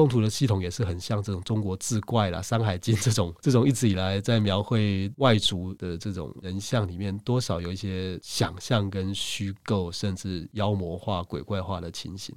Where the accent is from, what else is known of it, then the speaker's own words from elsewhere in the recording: Taiwan; 说不定我们台湾人